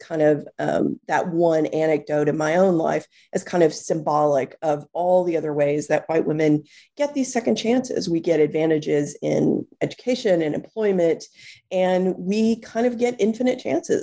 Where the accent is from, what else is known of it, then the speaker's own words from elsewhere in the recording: Texas, United States; moved away as an adult; now in New York City, United States; I was born and raised in Texas, which shaped a lot of who I am